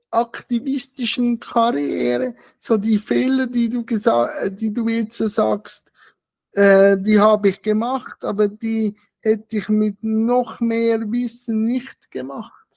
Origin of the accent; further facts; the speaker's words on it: Switzerland; bei uns in der Schweiz